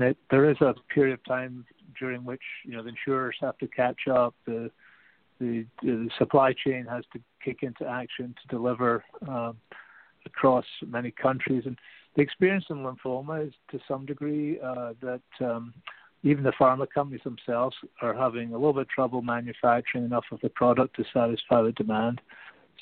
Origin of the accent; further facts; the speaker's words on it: Canada; as a Canadian